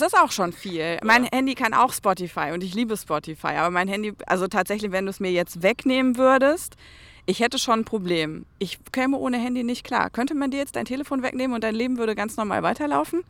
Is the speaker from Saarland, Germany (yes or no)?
yes; Saarland, Germany; now in Hesse, Germany; ich bin Saarländerin.